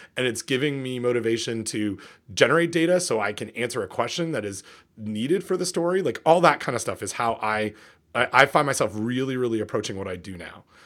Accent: Port Hope, Ontario, Canada; what it was like to grow up in Port Hope, Ontario

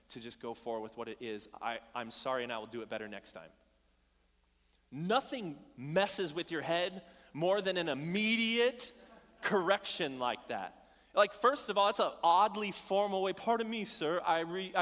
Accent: Bullhead City, Arizona, United States; moved away; I grew up in Arizona, a small town called Bullhead City

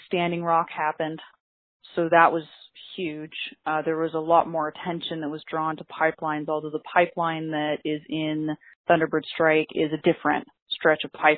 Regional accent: Portland, Oregon, United States; I was actually born and raised on the West Coast, and I grew up in an urban indigenous community in Portland, Oregon

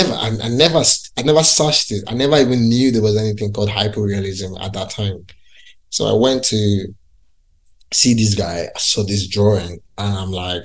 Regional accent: Lagos, Nigeria; moved away as an adult; now in London, United Kingdom; I grew up in Lagos City

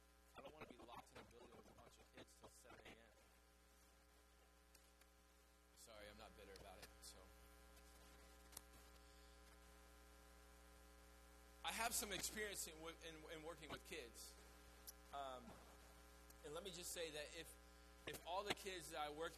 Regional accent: the South, United States; we're from the South

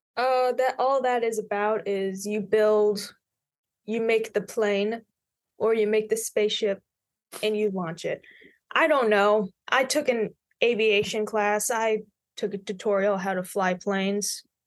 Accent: Tullahoma, Tennessee, United States; also born or lived in Knoxville, Tennessee; I was born and raised in Tullahoma, Tennessee

